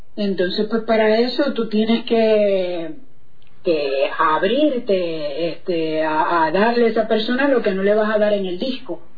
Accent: Puerto Rico; moved away as an adult; also born or lived in Argentina / Sarasota, Florida; yo nací en Puerto Rico, em, formé parte de lo que fue toda la escena sky, reggae de, los 90, Allá en Puerto Rico

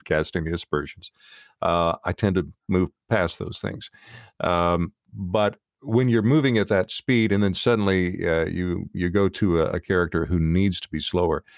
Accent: outside of Nashville, Tennessee, United States; moved away; I am from the South originally.

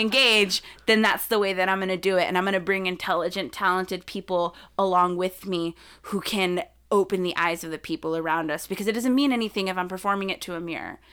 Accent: South Texas, United States; I grew up in South Texas, And it, we lived right on the border

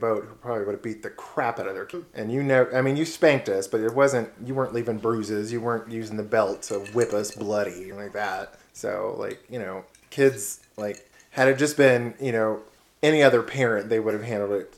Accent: Austin, Texas, United States; also born or lived in Houston, Texas; we moved from Houston to Austin when I was like 3 or 4, somewhere in there

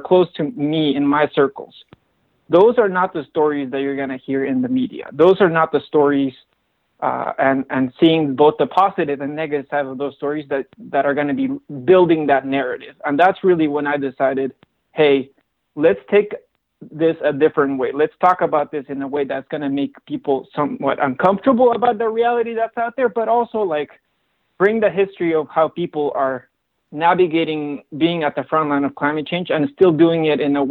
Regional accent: Cusco, Peru; now in United States; I'm originally from Cusco, Peru

